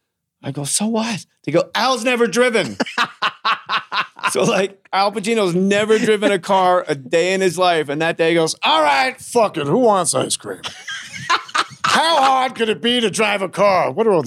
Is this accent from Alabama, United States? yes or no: no; New York, United States; I'm from New York. They wrote books about us.